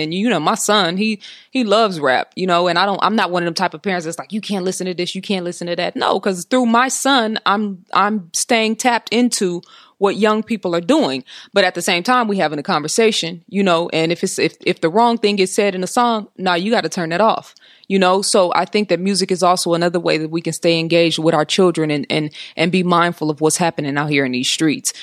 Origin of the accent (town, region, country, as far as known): Oakland, California, United States